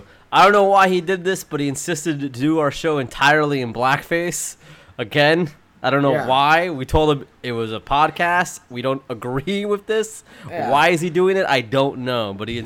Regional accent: Brooklyn, New York, United States; He represents Queens. I was raised out in Brooklyn.

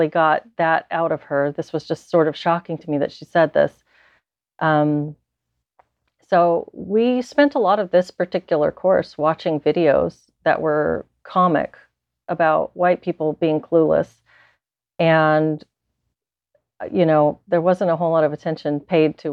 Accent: South Texas, United States; I grew up in South Texas

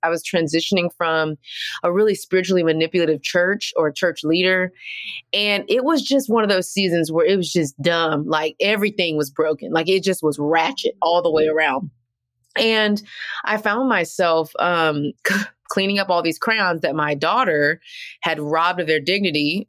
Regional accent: Texas, United States; now in Atlanta, United States; I'm from Texas

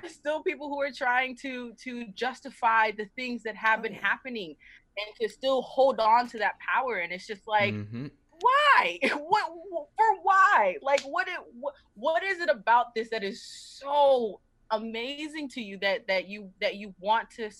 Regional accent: the South, United States; I'm originally from the South

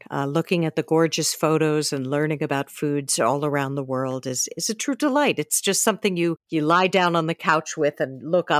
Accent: New York City, New York, United States; my hometown of New York City.

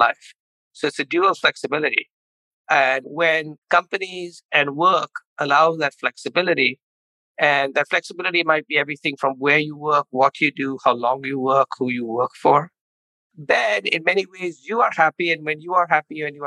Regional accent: India; moved away as an adult; also born or lived in Chicago, United States; now in United States; I grew up in India, came to the University of Chicago for an MBA

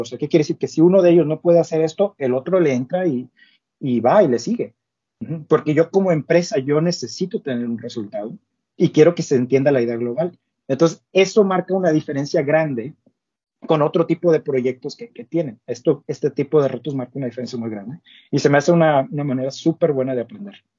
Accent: Ciudad Victoria, Tamaulipas, Mexico; moved away as an adult; now in Monterrey, Mexico; pues yo siendo norteño, o sea, soy de Ciudad Victoria, pero me mudé a Monterrey cuando inicié mi carrera

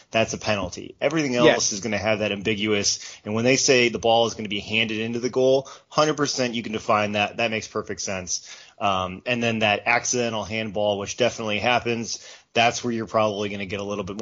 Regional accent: United States; As an American

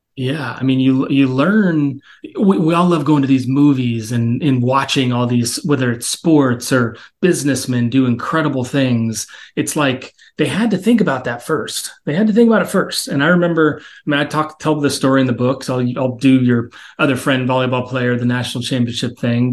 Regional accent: Texas, United States; I grew up in Texas

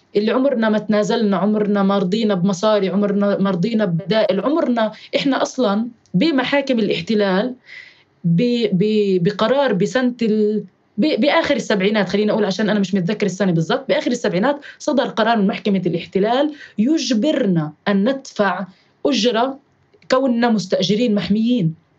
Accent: Jerusalem, Palestine; مدينتي القدس الحبيبة

